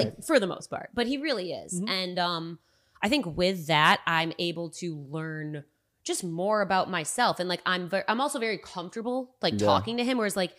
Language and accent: English; Rochester, United States; now in California, United States; I don't see myself moving back to my hometown.